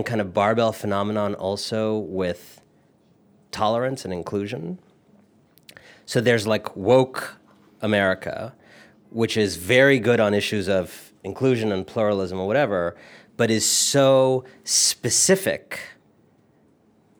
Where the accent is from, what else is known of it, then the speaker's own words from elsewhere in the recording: Cleveland, Ohio, United States; moved away as an adult; also born or lived in India; now in Brooklyn, United States; I born in Cleveland, but originally from India. My family is Indian